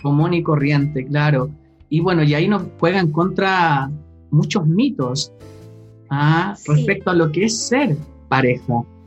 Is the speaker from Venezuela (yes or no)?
no; Chile; cuando era chico acá en Chile